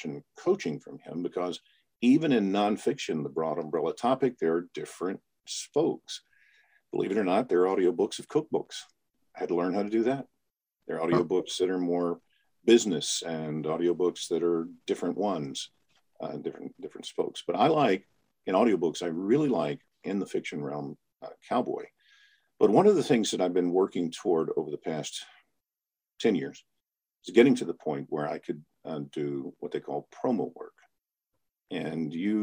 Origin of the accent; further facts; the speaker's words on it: Memphis, Tennessee, United States; moved away as an adult; now in Chicago, United States; I was born and raised in Memphis, Tennessee. I live outside of Chicago for the last almost 25 years now